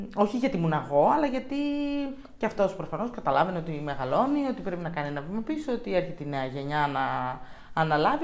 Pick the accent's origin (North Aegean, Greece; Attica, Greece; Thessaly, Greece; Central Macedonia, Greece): Central Macedonia, Greece; Thessaloniki; μεγάλωσα στη Θεσσαλονίκη